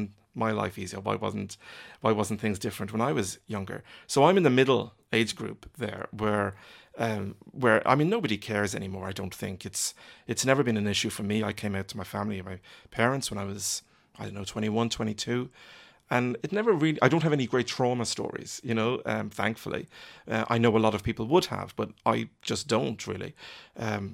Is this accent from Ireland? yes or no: yes; Ireland; I've lived in Ireland all my life. I am Irish